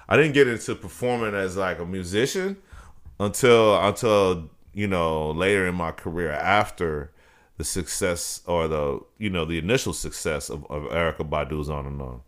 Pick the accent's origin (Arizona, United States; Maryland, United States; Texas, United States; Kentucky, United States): Texas, United States; Dallas; born or raised there; also born or lived in Brooklyn, New York